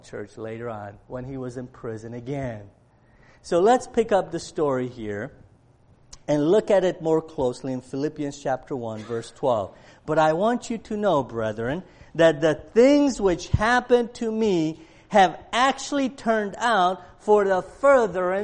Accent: Cleveland, Ohio, United States; I grew up in Cleveland, and I'm a Browns fan

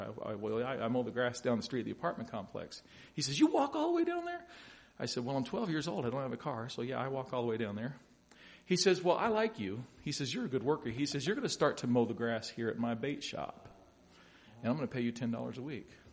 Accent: Louisville, Kentucky, United States; I grew up in Louisville, Kentucky.

